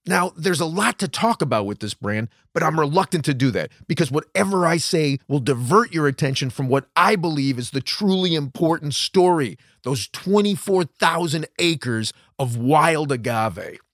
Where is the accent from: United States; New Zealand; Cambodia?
United States; West Virginia; I'm from West Virginia